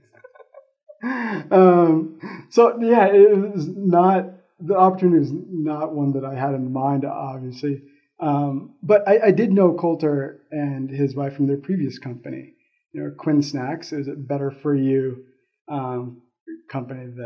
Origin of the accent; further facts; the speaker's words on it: Florida, United States; moved away as an adult; now in Colorado, United States; I come from Florida. We don't have to water much there because it's constantly raining